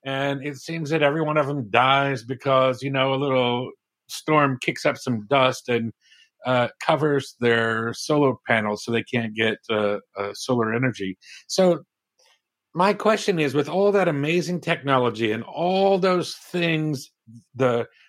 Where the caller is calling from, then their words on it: Baltimore, Maryland, United States; I am from Baltimore, Maryland, in the United States.